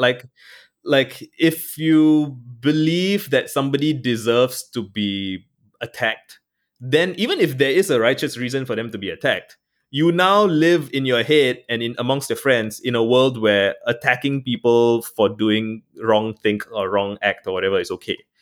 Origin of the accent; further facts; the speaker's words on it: Singapore; I'm Singaporean